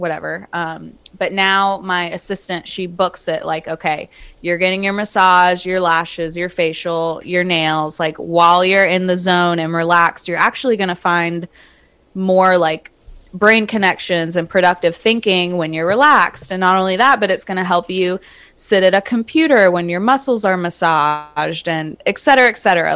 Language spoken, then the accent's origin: English; Charlotte, North Carolina, United States; also born or lived in small town near Wilmington, North Carolina; I was born and raised in Charlotte